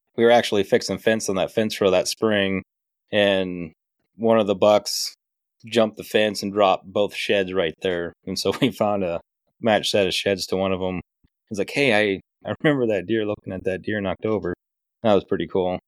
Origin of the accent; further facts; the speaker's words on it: Decatur County, South Central Iowa, United States; Born and raised in Decatur County, South Central Iowa, Big Buck Central